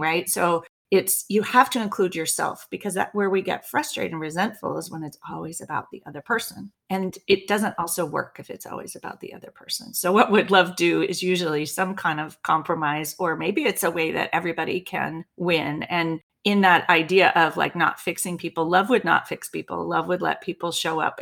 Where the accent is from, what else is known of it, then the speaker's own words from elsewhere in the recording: Berkeley, California, United States; I grew up in Berkeley, California